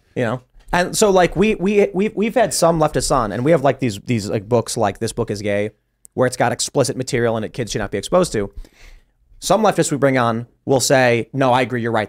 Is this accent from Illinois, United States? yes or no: yes; Chicago, Illinois, United States; I'm from Chicago